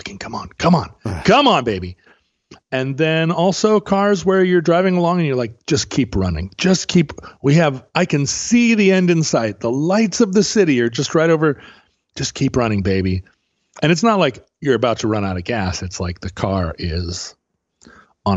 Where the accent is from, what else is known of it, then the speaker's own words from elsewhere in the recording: Alaska, United States; now in Pacific Northwest, United States; growing up in Alaska